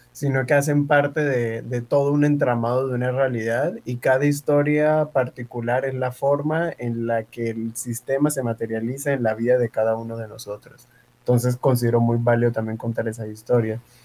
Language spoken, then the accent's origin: Spanish; Tumaco, Nariño, Colombia; now in Cali, Colombia; soy de Tumaco, Nariño eh, llegué producto de la migración en el año 2009 aquí a Cali